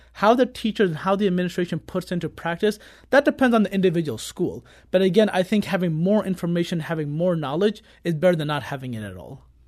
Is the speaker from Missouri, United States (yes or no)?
yes; Kirkwood, Missouri, United States; I grew up in Kirkwood my entire life from elementary, middle, and high school